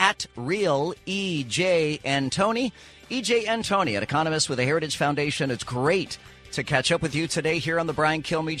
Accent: California, United States; born there; When I was born in California, the birth certificate listed

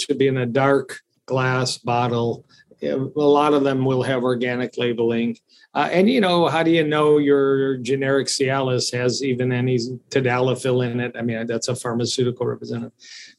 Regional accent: Italy; now in United States; they put it in my baby bottle when I grew up in Italy.

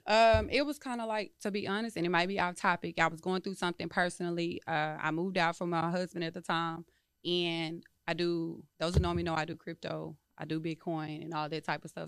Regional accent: Dallas, Texas, United States; moved away as an adult; I'm from Dallas

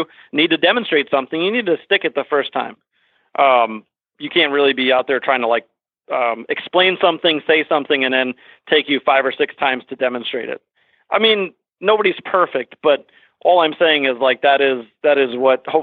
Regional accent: Fairfax, Virginia, United States; moved away as an adult; also born or lived in Washington, D.C.; now in Vermont, United States; I was born and raised in the Washington, D.C. area and in Northern Virginia, Fairfax

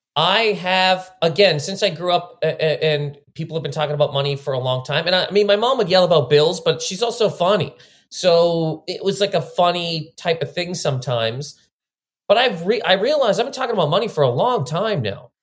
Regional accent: Halifax, Nova Scotia, Canada; now in New York, United States; so I grew up in Nova Scotia. I'm from Halifax, Nova Scotia

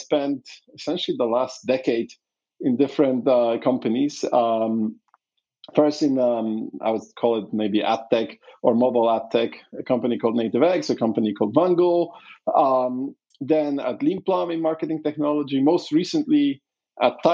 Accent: Poland; I was born in Poland during communism

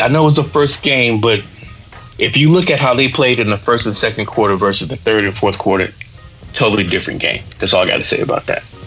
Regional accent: Augusta, Georgia, United States; also born or lived in South Carolina; now in Atlanta, United States; I was raised in Augusta, I'm going to rep Georgia

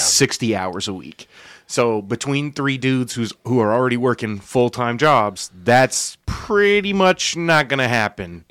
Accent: Yulee, Florida, United States; I grew up, you know, in Yulee here

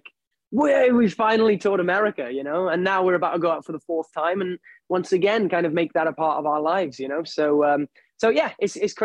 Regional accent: United Kingdom; being British

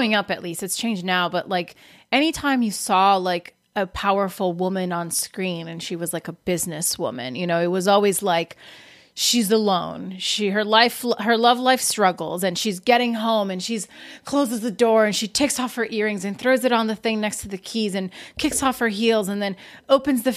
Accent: Brazil; now in United States; I'm from Brazil, and when I came to America

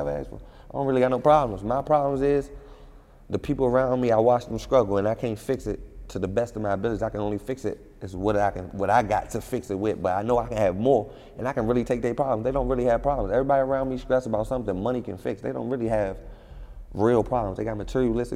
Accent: Washington, District of Columbia, United States; I'm from D.C. I'm from Southeast. When it comes to Washington, D.C., I'm from the toughest part. Like, it's no tougher. It's no grimier. You ain't grow up no realer

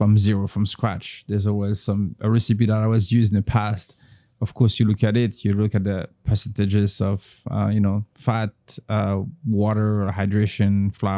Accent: northern France, France; moved away; I grew up in North France, like about an hour away from Paris. It's not Paris. It's the suburb.

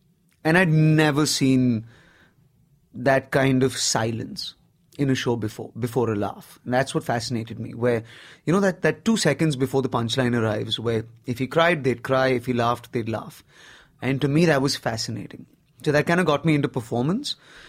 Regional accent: Nigeria; now in Bombay, India; I grew up in Africa. I didn't really grow up in India, per se. I did 17 years in Nigeria.

